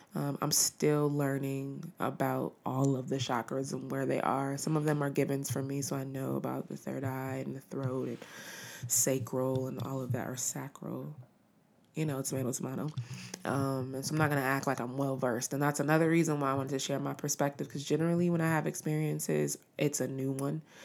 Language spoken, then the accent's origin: English; Los Angeles, California, United States; being from Los Angeles